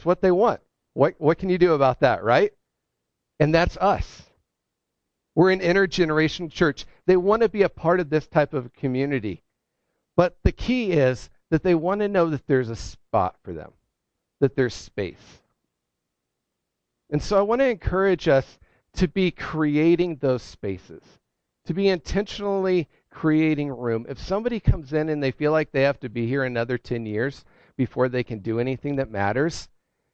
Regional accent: Ohio, United States; now in New England, United States; I'm from Ohio

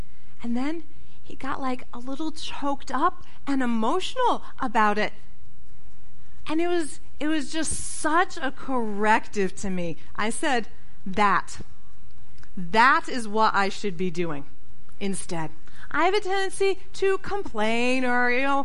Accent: Connecticut, United States; moved away; of my pastor from growing up in Connecticut

